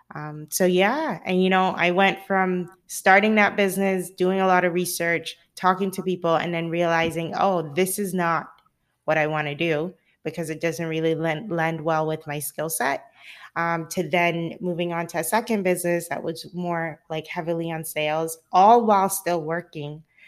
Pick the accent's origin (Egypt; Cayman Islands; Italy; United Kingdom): Cayman Islands; now in California, United States; I'm originally from the Cayman Islands, and I live in sunny California